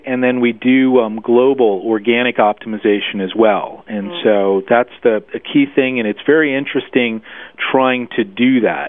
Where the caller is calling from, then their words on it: Munich, Bavaria, Germany; No, actually, I'm rarely in Connecticut. I'm actually in Munich, Germany.